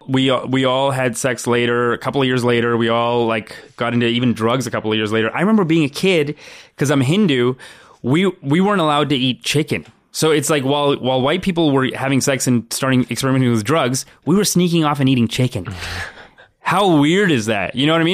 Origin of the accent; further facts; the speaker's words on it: Brampton, Ontario, Canada; I grew up in Brampton